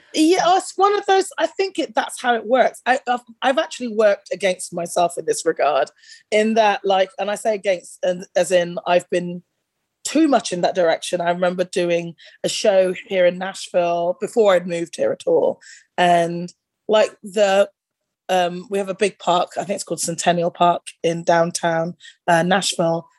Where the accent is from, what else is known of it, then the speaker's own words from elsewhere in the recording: United Kingdom; growing up in that era in the UK